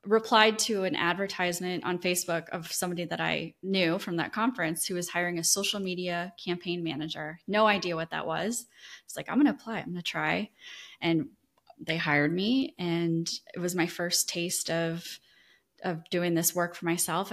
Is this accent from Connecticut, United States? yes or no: no; Iowa, United States; moved away as an adult; now in Destin, United States; I grew up in Iowa